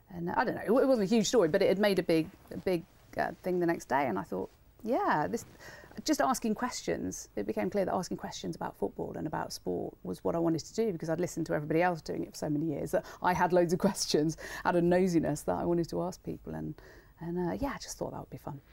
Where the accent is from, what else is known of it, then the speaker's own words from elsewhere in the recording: Wolverhampton, West Midlands, United Kingdom; growing up in Wolverhampton